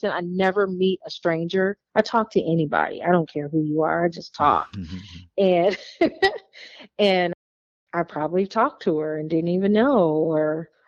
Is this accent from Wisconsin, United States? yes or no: yes; Wauwatosa, Wisconsin, United States; born there; Like you know, I was thinking I was born in Wauwatosa, Wisconsin.